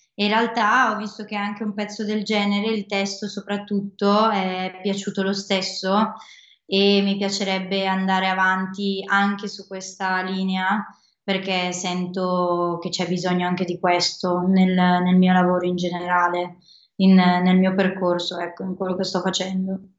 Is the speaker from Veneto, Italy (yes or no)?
no; Desenzano del Garda, Lombardy, Italy; Da Desenzano del Garda, sono sul lago io proprio, ho la fortuna di essere sul lago